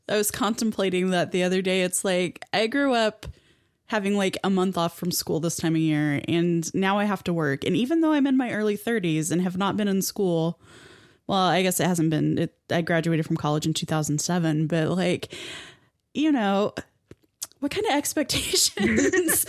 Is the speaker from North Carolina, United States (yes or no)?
no; Colorado, United States; I grew up in Colorado